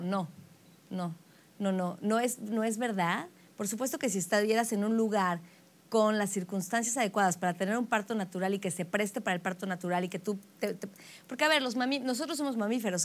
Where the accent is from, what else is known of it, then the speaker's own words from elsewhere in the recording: Mexico City, Mexico; De la Ciudad de México. Nací en la Ciudad de México